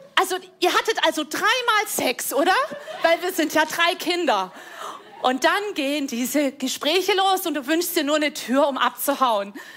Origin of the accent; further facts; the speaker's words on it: Rhineland, Germany; Ich komme aus dem Rheinland